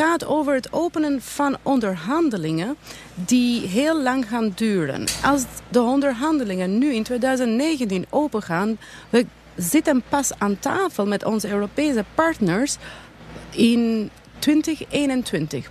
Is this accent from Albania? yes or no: yes; Albania; now in Netherlands